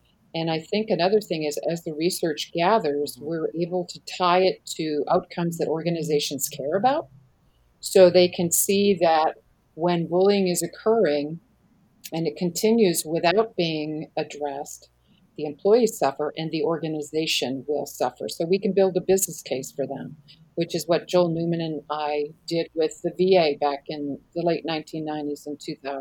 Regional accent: Canada; moved away as an adult; now in United States; I'm Canadian. I live in the States now for the last 24 years, but I am a Canadian citizen

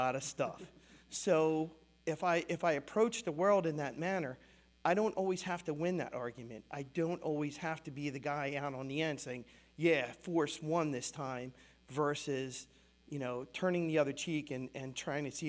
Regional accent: United States; as an American, this is what I grew up

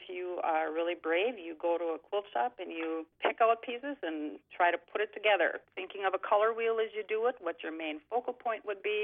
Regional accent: Gatzke, Minnesota, United States; now in Thief River Falls, United States; I was born actually in Thief River Falls. I was raised in Gatsky, Minnesota.

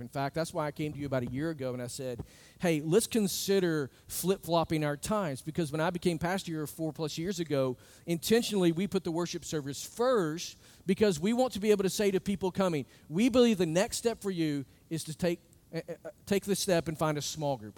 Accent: United States; I look as an American

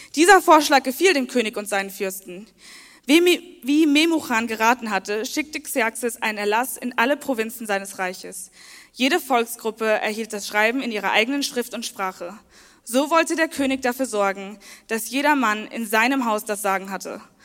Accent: Worms, Rhineland-Palatinate, Germany; now in Leipzig, Germany; ich bin 24 Jahre alt, ich komme aus Worms

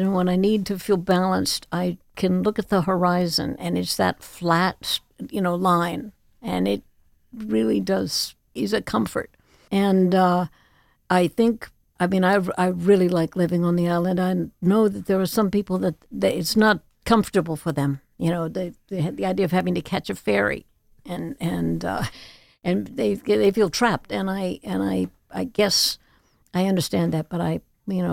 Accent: Chapel Hill, North Carolina, United States; now in Martha's Vineyard, United States; we grew up in Chapel Hill, North Carolina, which I love also

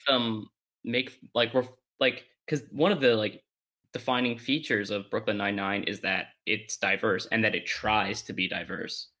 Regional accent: Canada; my heritage, I'll just say I'm Canadian

